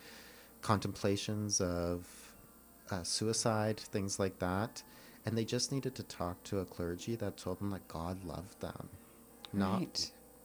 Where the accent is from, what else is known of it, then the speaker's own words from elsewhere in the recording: Milverton, Ontario, Canada; I grew up in a small town called Milverton, Ontario